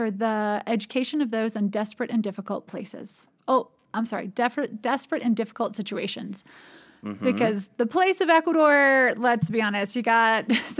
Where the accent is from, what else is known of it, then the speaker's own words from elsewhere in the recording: North Carolina, United States; I grew up in North Carolina, and go Tar Heels! basketball.